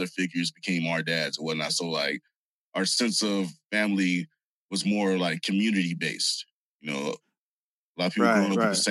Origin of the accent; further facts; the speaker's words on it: San Bernardino, California, United States; also born or lived in Hollywood, California / Inglewood, California / Whittier, California; I grew up in San Bernardino